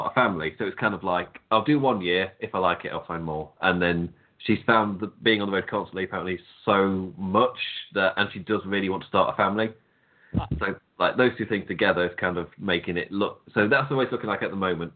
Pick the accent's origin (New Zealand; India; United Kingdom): United Kingdom; England; I'm English